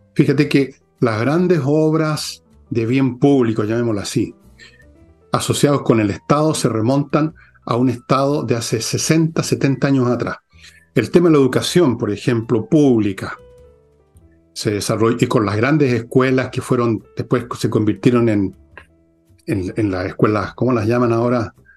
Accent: Chile; somos los chilenos

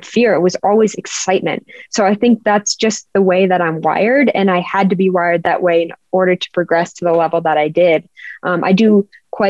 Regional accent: Park City, Utah, United States; I grew up in Park City, Utah

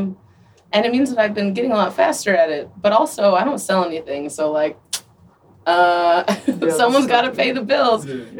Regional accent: Toronto, Ontario, Canada; moved away as an adult; also born or lived in Oklahoma; now in Chicago, United States; I'm from Toronto

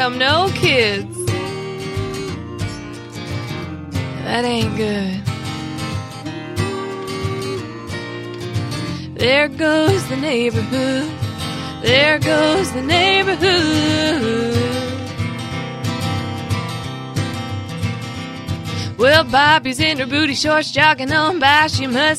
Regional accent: Brentwood, Tennessee, United States; I grew up in the Brentwood-Nolensville area.

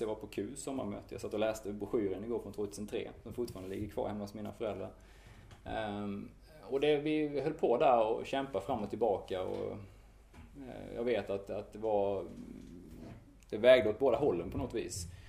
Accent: Strömsnäsbruk, Kronoberg County, Sweden; also born or lived in Sri Lanka / Lund; now in Malmö, Sweden; jag är uppvuxen i Strömsnäs bruk. Det ligger en bit norr om, om Örkelljunga.

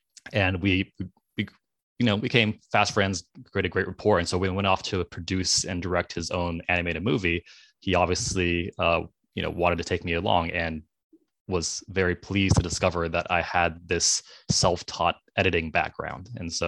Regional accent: East Coast, United States; I grew up on the East Coast in a relatively traditional like Asian American family

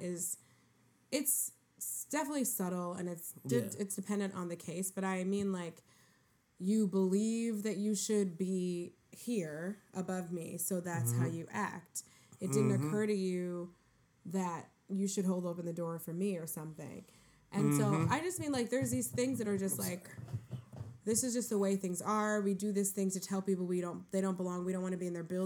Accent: New York City, New York, United States; New York City. Where? Harlem

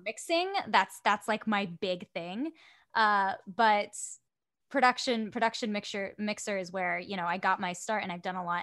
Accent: West Melbourne, Florida, United States; moved away as an adult; now in Orlando, United States; I am from an hour and twenty minutes south, uh, West Melbourne

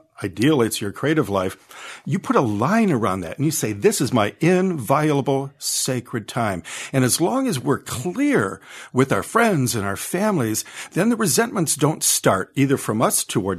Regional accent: Detroit, Michigan, United States; me about growing up in Detroit amongst all that violence

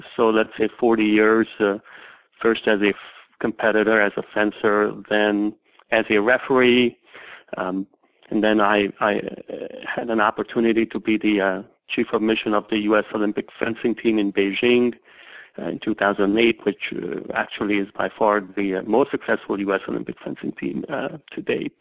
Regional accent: Hungary; now in United States; as a young child growing up in Hungary

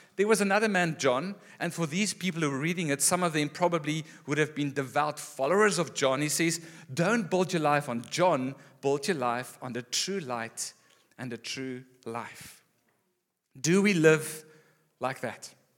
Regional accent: Gauteng, South Africa; moved away as an adult; also born or lived in Western Cape; Growing up in Gauteng and then moving here after school

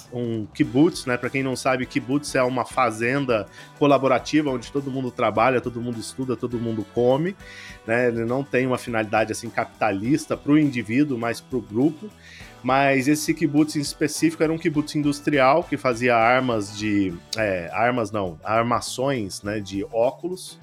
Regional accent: Franca, São Paulo, Brazil; moved away; also born or lived in Brasília / Boston; Eu nasci em Brasília e cresci no interior de São Paulo, que a família do meu pai era de lá, em Franca, mais especificamente

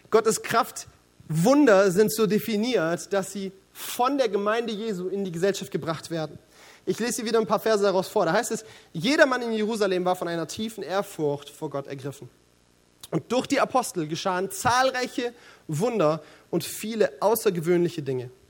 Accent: Baden-Württemberg, Germany; Sie verkaufen ihre Grundstücke also das Erste, was ich mir denke als Schwabe, ist wirtschaftlich sowas von daneben.

